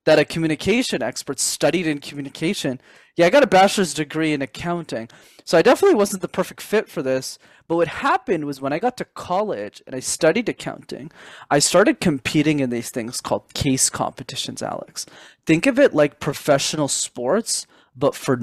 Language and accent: English; Montreal, Quebec, Canada; I grew up in Montreal, Canada, where I'm based.